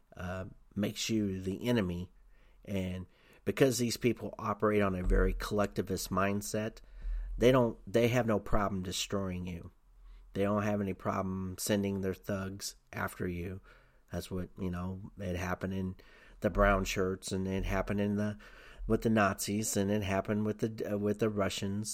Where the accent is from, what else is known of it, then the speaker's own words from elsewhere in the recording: Tennessee, United States; I grew up in Tennessee. I lived in Tennessee